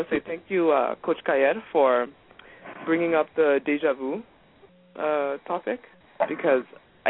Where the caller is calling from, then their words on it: Calgary, Alberta, Canada; I'm calling from Calgary, Alberta, Canada.